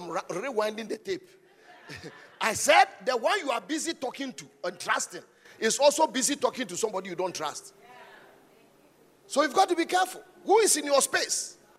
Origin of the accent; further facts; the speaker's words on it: Ghana; I'm a Ghanaian. Thank God I'm a Ghanaian. If I had to die 1,000 times and come, I want to be a Ghanaian. I'm proudly Ghanaian.